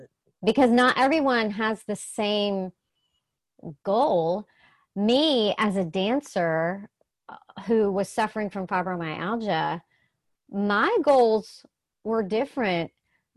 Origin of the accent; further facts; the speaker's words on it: the South, United States; I'm from the South